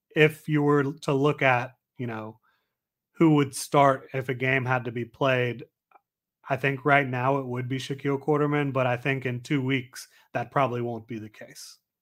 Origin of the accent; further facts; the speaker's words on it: Florida, United States; I'm from Florida